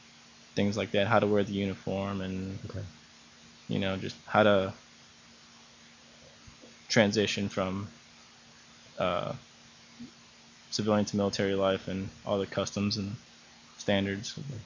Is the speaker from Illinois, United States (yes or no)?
yes; Chicago, Illinois, United States; also born or lived in Elmwood Park / River Grove; I was born here in Chicago, lived in the suburbs of Chicago, and then we moved to Elmwood Park. My parents are from Italy. They're born and raised there, and they moved out here.